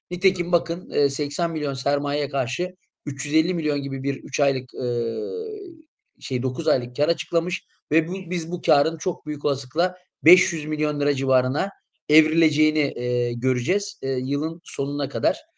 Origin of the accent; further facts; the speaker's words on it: İskenderun, Hatay, Turkey; moved away; ben kendim de İskenderunluyum.